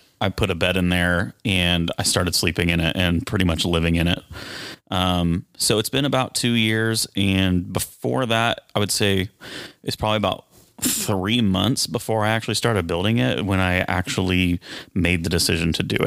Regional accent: Dallas, Texas, United States; I'm from Dallas. I've lived here about 20 years.

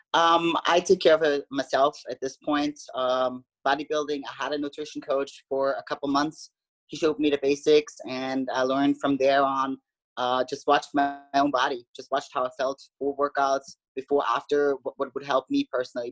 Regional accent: Austria; moved away as an adult; now in United States; I grew up in Austria.

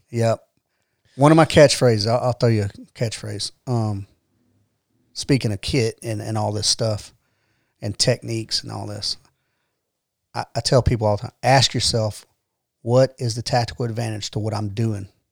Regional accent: Atlanta, Georgia, United States; moved away as an adult; also born or lived in Decatur, Georgia / Fort Polk, Louisiana; now in Rome, United States; I grew up in Atlanta

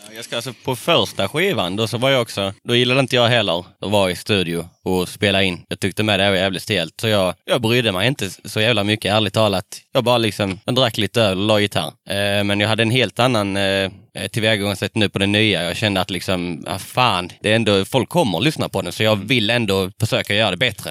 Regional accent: Kristianstad, Skåne, Sweden; Jag har ju bott i, född och uppväxt i Kristianstad hela livet.

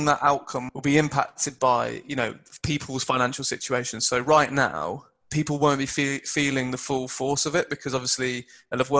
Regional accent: United Kingdom; us Brits

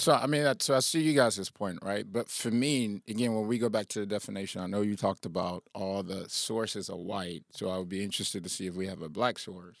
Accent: Liberia; I'm from Liberia

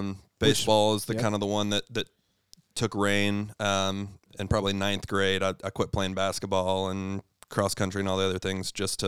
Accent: Birmingham, Alabama, United States; I grew up here in the Birmingham area in Shelby County specifically. Lived in Shelby County, but did a lot of stuff in Jefferson County.

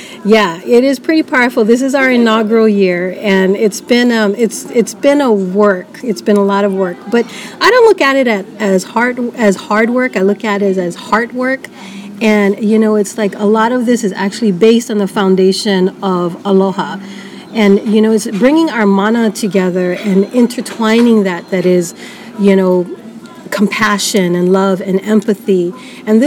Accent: Honolulu, Hawaii, United States; moved away as an adult; now in Seattle, United States; growing up in Hawaii, we always listen to our kupunas telling stories

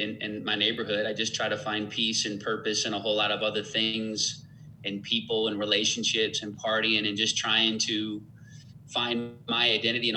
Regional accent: Beloit, Wisconsin, United States; moved away; I grew up in Beloit, Wisconsin, so I'm from the Midwest.

